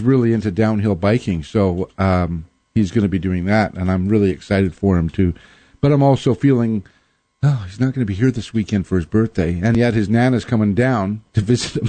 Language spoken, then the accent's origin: English; Winnipeg, Manitoba, Canada; now in Seattle, United States; I grew up in Winnipeg